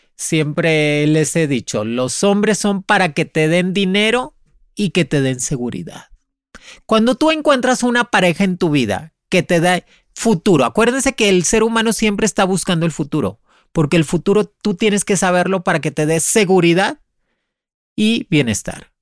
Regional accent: Boyeros, near Havana, Cuba; moved away as an adult; also born or lived in Spain; Yo salí de Cuba en el 99. Me salí para España. Yo soy este, de madre cubana y padre mexicano, nacida en Cuba, en Boyeros, cerca de La Habana

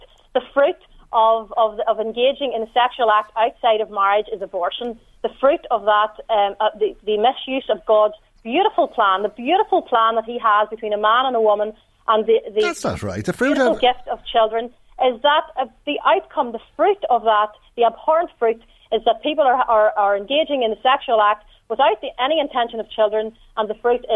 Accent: Northern Ireland, United Kingdom; you can tell from my accent that I'm from the north

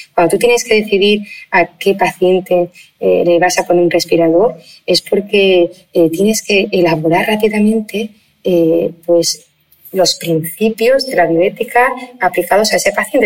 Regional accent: Spain; somos españoles

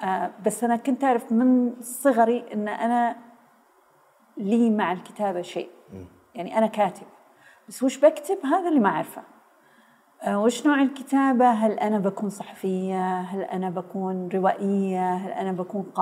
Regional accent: Saudi Arabia; also born or lived in Beirut, Lebanon; آه، في الجامعه الامريكيه في بيروت ف... فانولدت هناك وبعدين رجعنا و... ولم نعد مره اخرى

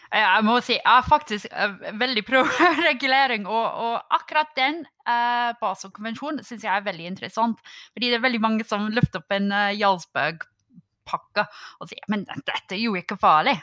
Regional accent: United Kingdom; Norwegian is a second language; now in Norway; Som en brite

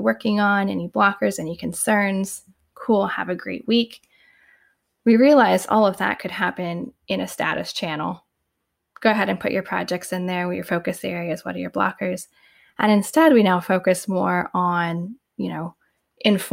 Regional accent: Indiana, United States; moved away as an adult; now in Bay Area, United States; before I moved to the Bay Area 10 years ago, I lived in the Midwest. I'm originally from Indiana

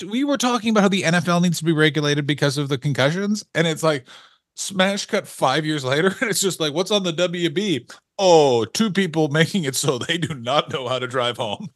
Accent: Canada; we don't have gangs in Canada

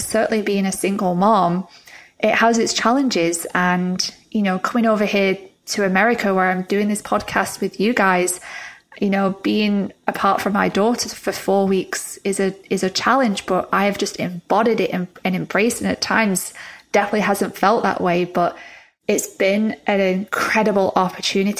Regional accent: England, United Kingdom; moved away as an adult; also born or lived in Florida, United States; I moved back from Florida to England in January

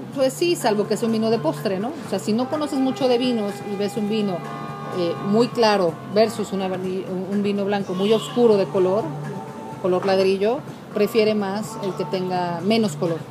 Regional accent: Mexico; yo soy mexicana

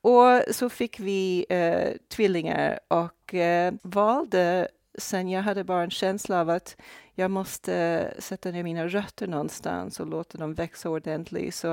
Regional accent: Brazil; born there; jag är alltså född i Brasilien.

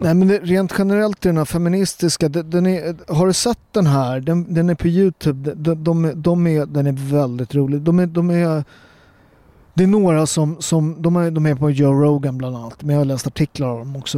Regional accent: Sweden; Jag är född här och präglad och jag är en fjärdedel svensk

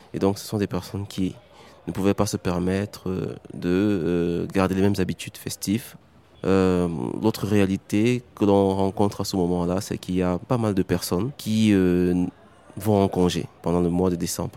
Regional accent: Cameroon; also born or lived in Douala; Du Cameroun

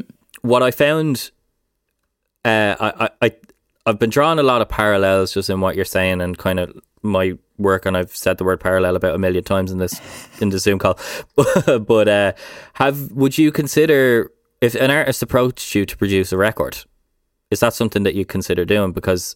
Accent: Ireland; I think as Irish people, it's ingrained into our DNA.

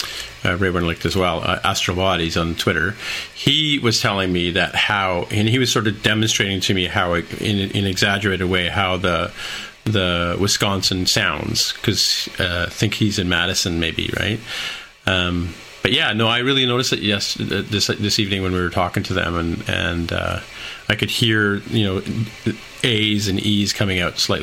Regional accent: St. Catharines, Ontario, Canada; I grew up in St. Catharines, Ontario.

